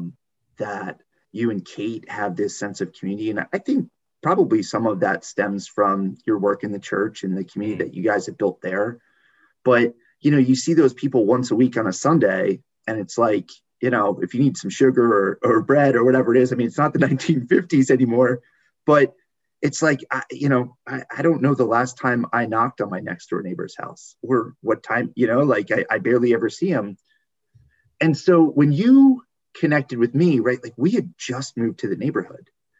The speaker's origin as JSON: {"language": "English", "region": "New Jersey", "country": "United States", "also_born_or_lived": "West Virginia", "moved": "as an adult", "lives_now": "Baltimore, United States", "said": "I'm originally from New Jersey"}